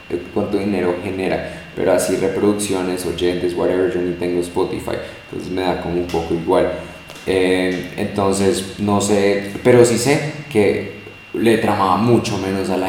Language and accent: Spanish; United States; hoy pues que yo soy americano, entonces como mi papá siempre me habla en inglés, mi papá es americano al 100, y entonces tengo como el lenguaje en mí, hablo inglés perfecto